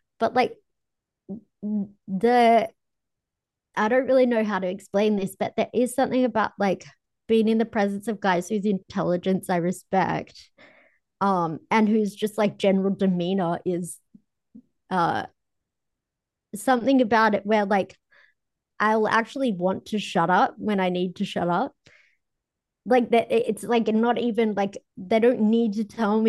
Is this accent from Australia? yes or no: yes; Australia; I'm Aussie. We're Irish